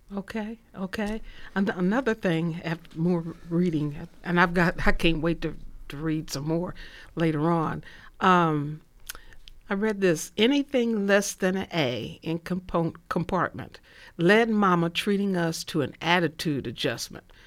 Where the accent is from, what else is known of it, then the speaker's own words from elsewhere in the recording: Indianapolis, Indiana, United States; I grew up in Indianapolis